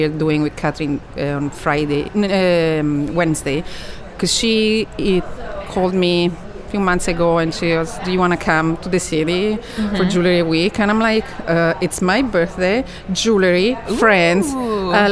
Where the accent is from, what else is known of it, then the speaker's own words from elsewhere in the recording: Italy; moved away as an adult; also born or lived in Switzerland / California; now in United States; I grew up in Italy